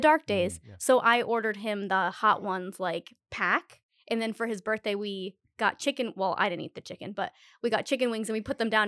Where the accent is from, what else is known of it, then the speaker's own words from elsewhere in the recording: Rhode Island, United States; I'm from Rhode Island